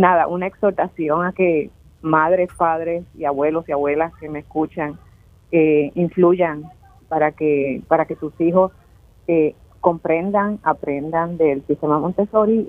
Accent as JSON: {"language": "Spanish", "town": "Caguas", "country": "Puerto Rico", "said": "yo soy de Caguas"}